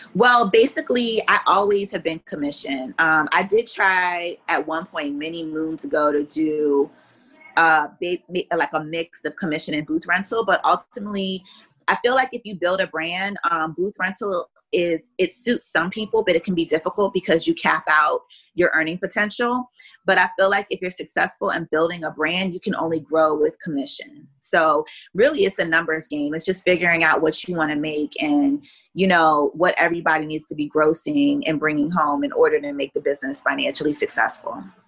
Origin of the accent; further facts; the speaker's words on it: Columbia, Maryland, United States; moved away as an adult; also born or lived in Pennsylvania / Washington, D.C. / Beijing; now in South Florida, United States; I was born in Columbus, Ohio, but I was raised in Columbia, Maryland